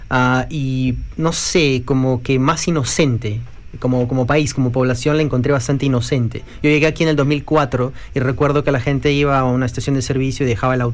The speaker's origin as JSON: {"language": "Spanish", "region": "Arequipa", "country": "Peru", "also_born_or_lived": "Auckland, New Zealand", "moved": "yes", "lives_now": "Christchurch, New Zealand", "said": "Bueno, yo soy peruano pero eh, un detalle ahí. Yo soy de una provincia que se llama Arequipa. Y los arequipeños somos más arequipeños que peruanos."}